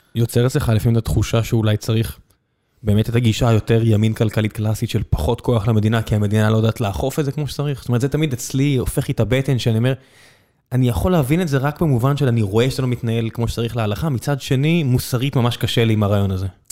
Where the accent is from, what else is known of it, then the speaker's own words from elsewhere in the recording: Beersheba, Southern District, Israel; moved away; אני גדלתי בבאר שבע